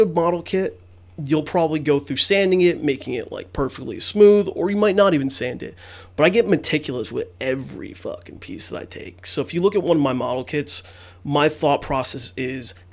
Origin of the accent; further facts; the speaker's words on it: Mount Vernon, New York, United States; Still born and raised there, right in Mount Vernon, Yonkers area. And I've been here all my life